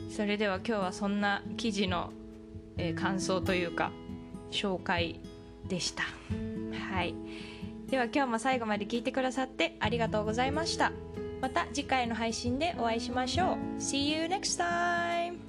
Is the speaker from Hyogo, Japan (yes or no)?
no; Tokyo, Japan; moved away; 私は東京で育った